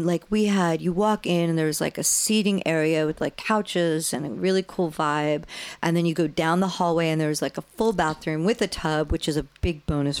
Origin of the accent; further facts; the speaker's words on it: East Coast, United States; Zach and I are both born and raised on the East Coast.